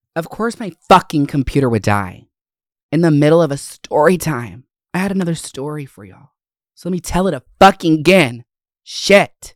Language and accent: English; Winder, Gwinnett and North Georgia, United States; I grew up in Gwinnett and North Georgia areas, um, Winder